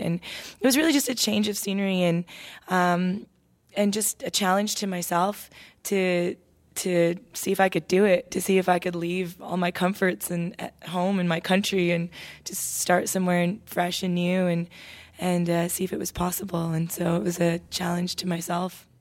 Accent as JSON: {"language": "English", "town": "Toronto", "region": "Ontario", "country": "Canada", "tie": "born or raised there", "moved": "as an adult", "lives_now": "Nashville, United States", "said": "I was a daughter of two immigrant parents growing up in Toronto, my mom Irish, my dad Mexican."}